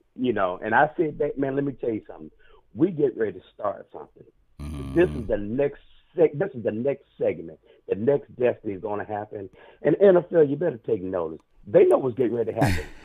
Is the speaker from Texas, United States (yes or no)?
no; Columbia, South Carolina, United States; I'm from Columbia, South Carolina